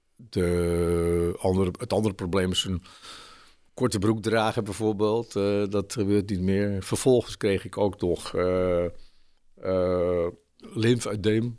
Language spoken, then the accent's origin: Dutch; Haarlem, North Holland, Netherlands; moved away as an adult; also born or lived in Alkmaar; now in Zwolle, Netherlands; Ik ben eh, geboren in Haarlem.